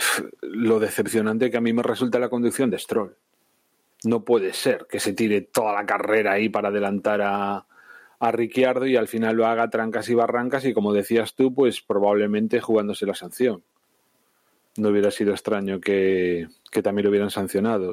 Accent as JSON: {"language": "Spanish", "country": "Spain", "said": "España somos primos hermanos"}